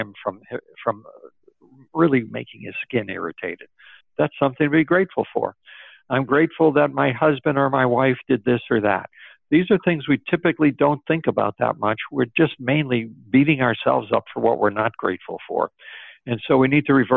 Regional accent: Springfield, Massachusetts, United States; my hometown, the same place that basketball was invented, Springfield, Massachusetts.

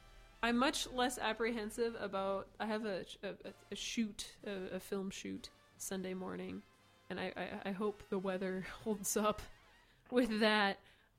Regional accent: Dubuque, Iowa, United States; I'm from Dubuque. Like, it's... I mean, my dad's Canadian, if that makes any... I think it's Canadian genes.

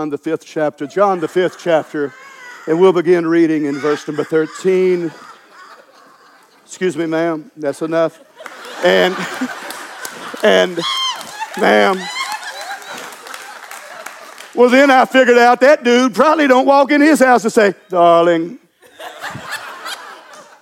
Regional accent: Louisiana, United States; I'm from Louisiana

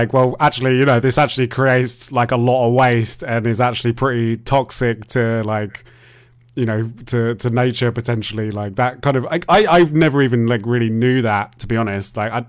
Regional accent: United Kingdom; I'm a Brit.

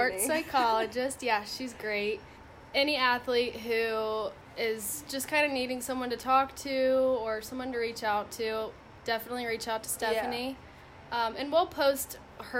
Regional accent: Mason, Ohio, United States; moved away; I'm from Mason, Ohio, which is about 20 minutes north of Cincinnati.

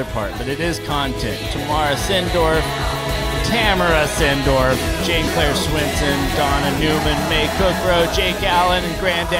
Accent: Ireland; I'm Irish as well, but there's a whole bunch of good-looking

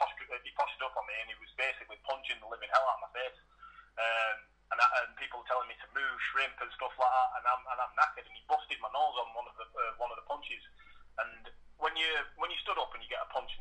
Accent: Blackburn, North West England, United Kingdom; moved away as an adult; also born or lived in Preston / Leyland; I was from Blackburn originally. I got married and I moved to Preston.

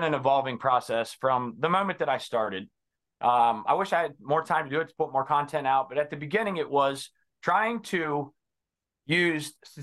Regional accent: Cincinnati, Ohio, United States; I am from Cincinnati, Ohio, born and bred, been around this area.

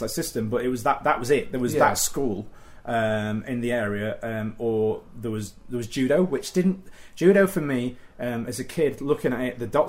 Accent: Doncaster, Yorkshire and the Humber, United Kingdom; I grew up in Doncaster, and it was sort of the late 1980s

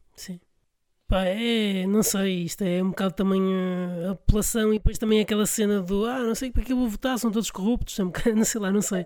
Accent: Porto, Norte, Portugal; Eu sou do Porto

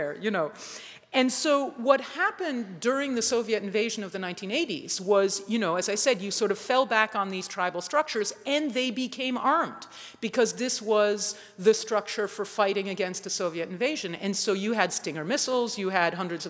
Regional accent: Massachusetts, United States; I'm a citizen of the state of Massachusetts. I'm kind of proud of it. I always have been

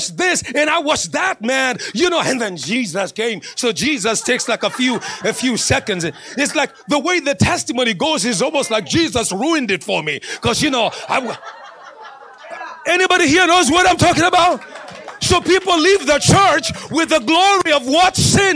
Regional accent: Kenya; moved away as an adult; also born or lived in Northern Kentucky / Cincinnati, Ohio; now in Flagstaff, United States; when I was growing up in Kenya

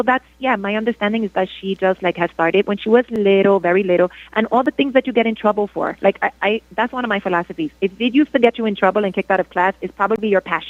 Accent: New York, United States; I'm Dominican. I'm from New York

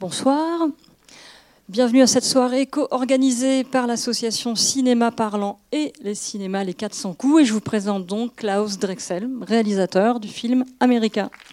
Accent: France; on vient de France

